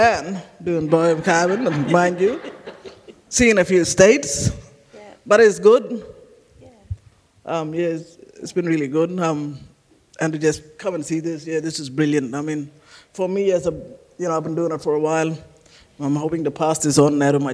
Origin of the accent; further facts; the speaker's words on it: Kununurra, Western Australia, Australia; also born or lived in Halls Creek, Western Australia; I was born in Halls Creek. I was raised in Kununurra. Kununurra's been home for a very long time.